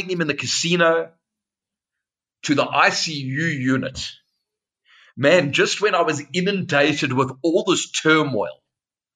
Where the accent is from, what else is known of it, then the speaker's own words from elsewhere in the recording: Cape Town, Western Cape, South Africa; I was born in Cape Town, which is the most beautiful city, the southern tip of South Africa